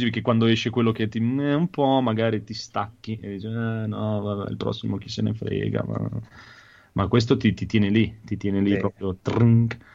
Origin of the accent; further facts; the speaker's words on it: Lombardy, Italy; io da buon lombardo sono andato dal mio